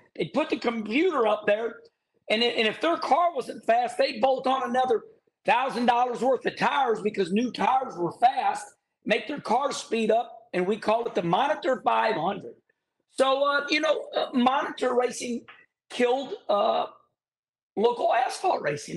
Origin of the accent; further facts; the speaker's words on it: St. Louis, Missouri, United States; up here in the Midwest, my hometown, St. Louis, Missouri